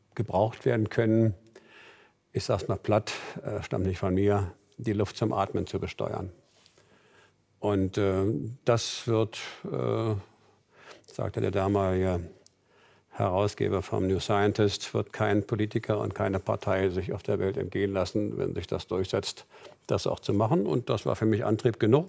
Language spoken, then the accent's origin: German; Berlin, Germany; Meine Heimatstadt ist Berlin